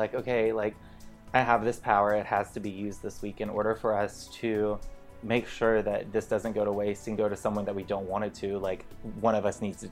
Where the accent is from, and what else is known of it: small town Virginia, United States; born or raised there; moved away